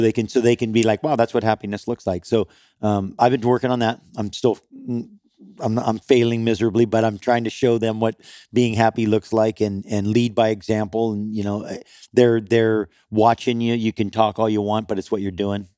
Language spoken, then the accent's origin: English; Kauai, Hawaii, United States; I grew up on Kauai